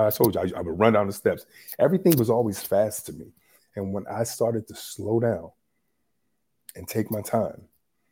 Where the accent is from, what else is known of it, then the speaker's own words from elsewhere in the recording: Youngstown, Ohio, United States; also born or lived in Toronto, Ohio; I was born and raised in Youngstown, Ohio